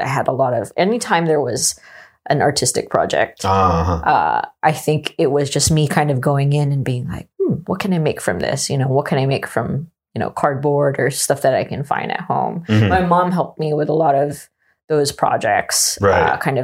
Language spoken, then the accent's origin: English; Oahu, Hawaii, United States; moved away; in Hawaii, where I'm originally from Oahu